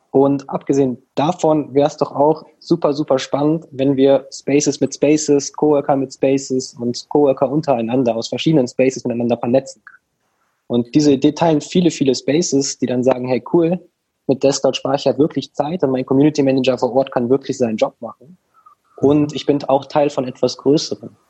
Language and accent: German; Rhineland, Germany; Also wir kommen hier aus dem Rheinland